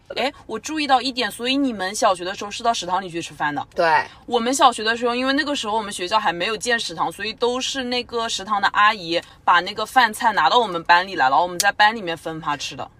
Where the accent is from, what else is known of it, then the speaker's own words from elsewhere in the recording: China; moved away; also born or lived in Canada; 我这个中国人的身份